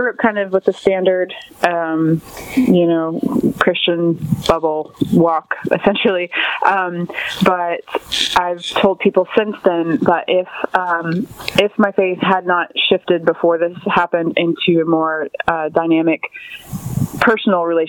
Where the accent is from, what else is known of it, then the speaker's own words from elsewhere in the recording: Port St. Lucie, Florida, United States; now in Vero Beach, United States; I grew up in Port St. Lucie, Florida, and I'm currently living in Vero Beach, Florida